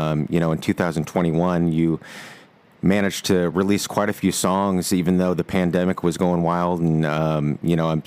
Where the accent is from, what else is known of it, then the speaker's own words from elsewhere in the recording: Peoria, Illinois, United States; I'm from Peoria, Illinois